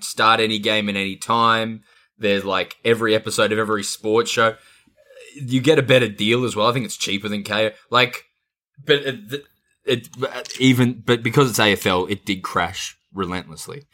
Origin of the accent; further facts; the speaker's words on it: Adelaide, South Australia, Australia; when I grew up in Adelaide